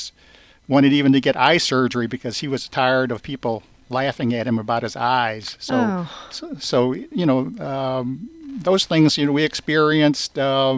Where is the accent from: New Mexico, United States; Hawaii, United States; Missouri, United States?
Missouri, United States; St. Louis; growing up in St. Louis, being spit at a couple of times